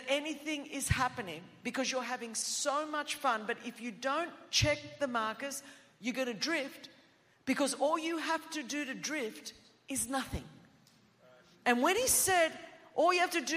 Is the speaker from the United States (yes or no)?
no; Australia; first language Greek; English is a second language; I did not speak English until I was 5, and my home in Australia